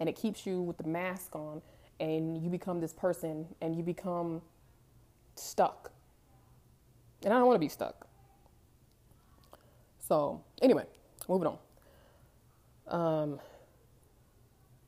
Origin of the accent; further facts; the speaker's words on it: California, United States; moved away as an adult; also born or lived in Denver, Colorado; most of them migrated to California. That's where I grew up. But I was born in Denver